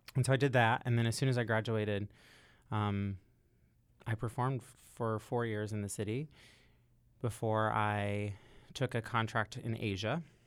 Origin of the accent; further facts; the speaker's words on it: Louisville, Kentucky, United States; I'm from Louisville, Kentucky